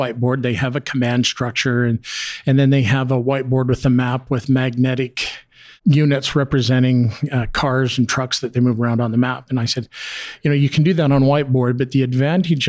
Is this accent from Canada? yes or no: yes; Calgary, Alberta, Canada; I'm from Calgary where they had a major flood in 2013